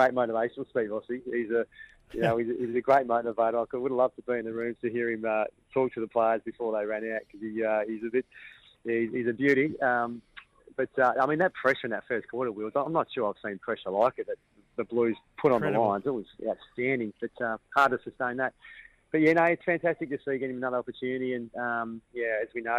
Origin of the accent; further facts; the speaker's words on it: Perth, Western Australia, Australia; moved away as an adult; also born or lived in Mount Isa / Brisbane; now in Melbourne, Australia; Mum's a Perth girl, so I grew up in Perth